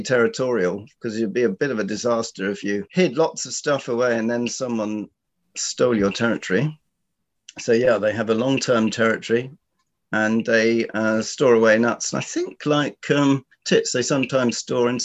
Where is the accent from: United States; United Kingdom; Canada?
United Kingdom; London; now in New Forest, United Kingdom; I grew up near Richmond Park in South London